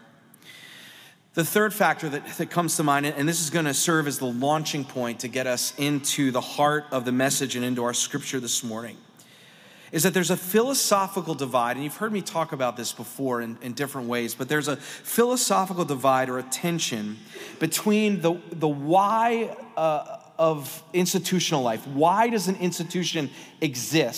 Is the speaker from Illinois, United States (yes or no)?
no; Pennsylvania, United States; I'm from Pennsylvania